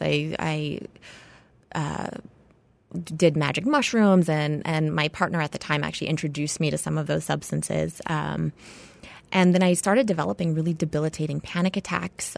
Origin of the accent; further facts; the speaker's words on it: Hawaii, United States; I was born and raised in Hawaii